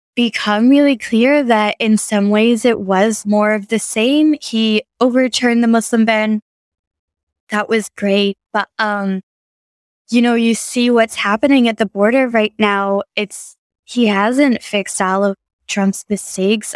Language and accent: English; United States; moved away; I'm a American journalist